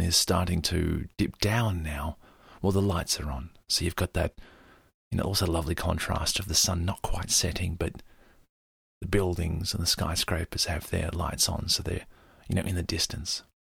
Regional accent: Australia; me as an Australian who's used to very clean air

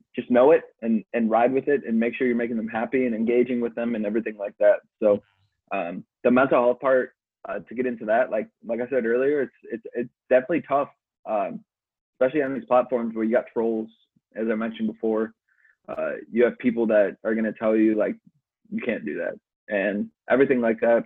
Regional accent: Chicago, Illinois, United States; moved away as an adult; also born or lived in Milwaukee; I grew up in Chicago. Um, parents moved us out to the suburbs

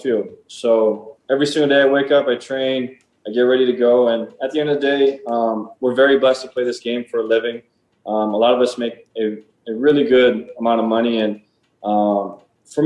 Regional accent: Hawaii, United States; moved away; this is the closest I can get to playing for my hometown

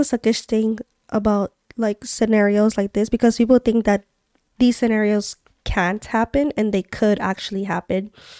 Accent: Montreal, Quebec, Canada; Since we're from Montreal, we can talk about also like, what have you, these couple weeks we've been exploring more.

